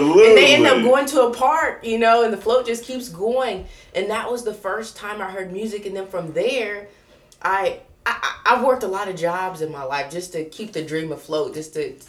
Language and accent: English; Coshocton, Ohio, United States; growing up in Coshocton and listening to the sounds on MTV